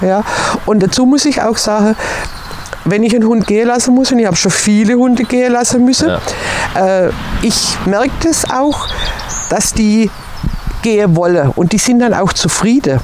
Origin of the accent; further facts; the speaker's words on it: Swabia, Baden-Württemberg, Germany; also born or lived in Turkey; now in Mecklenburg-Vorpommern, Germany; als Schwabe